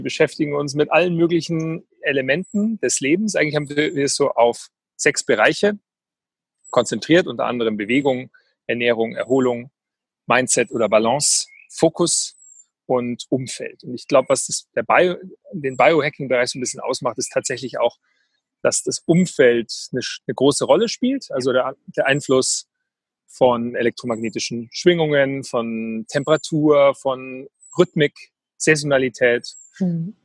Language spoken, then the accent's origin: German; Weilheim, Bavaria, Germany; ich bin groß geworden hier in der Nähe von in Oberbayern, in Weilheim